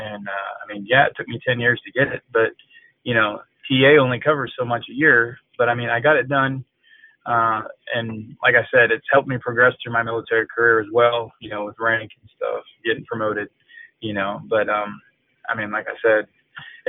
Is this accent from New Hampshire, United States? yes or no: yes; Allenstown, New Hampshire, United States; moved away as an adult; I grew up in Allenstown, New Hampshire.